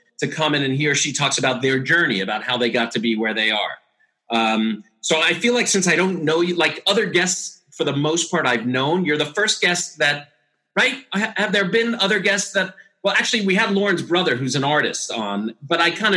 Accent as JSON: {"language": "English", "town": "New York City", "region": "New York", "country": "United States", "said": "I'm from New York in Brooklyn."}